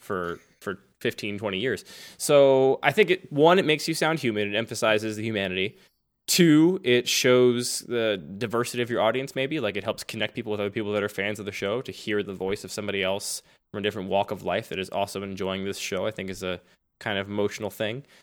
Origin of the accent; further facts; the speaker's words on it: Philadelphia, Pennsylvania, United States; accent: Philadelphia; I grew up in Philadelphia, and people tell me it's a Philadelphia accent that I cannot hear